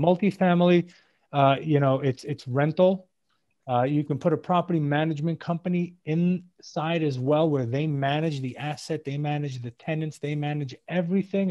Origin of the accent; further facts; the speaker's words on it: New York City, New York, United States; moved away as an adult; also born or lived in Israel; now in South Florida, United States; I'm originally from New York City. Uh, I live now in South Florida